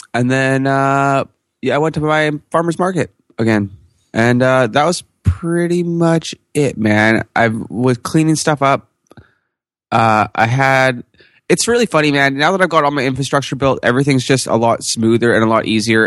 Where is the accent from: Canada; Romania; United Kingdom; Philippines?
Canada; I'm Canadian